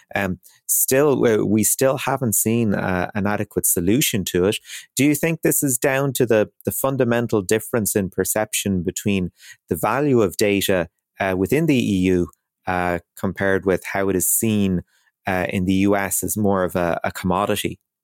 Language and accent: English; Ireland; as Irish people